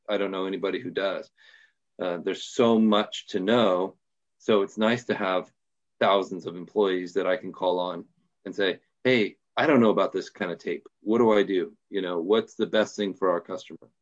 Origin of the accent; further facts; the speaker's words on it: Portland, Oregon, United States; I'm from Portland, Oregon, uh, the great Northwest, and, um, born and raised here